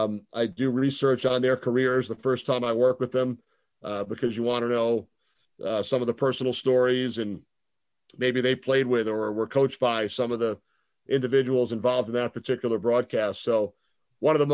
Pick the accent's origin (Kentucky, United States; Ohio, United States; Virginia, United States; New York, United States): New York, United States; Long Island; also born or lived in Manhattan, New York; When I was growing up on Long Island, I was a huge hockey fan